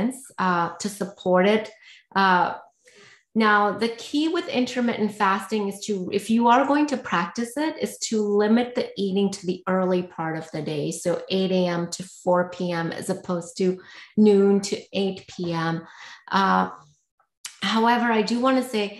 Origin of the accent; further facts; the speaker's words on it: India; I grew up in India